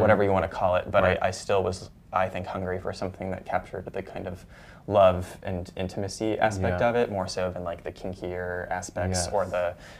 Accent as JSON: {"language": "English", "area": "San Francisco Bay Area", "region": "California", "country": "United States", "moved": "as an adult", "lives_now": "New York, United States", "said": "I'm from the San Francisco Bay Area"}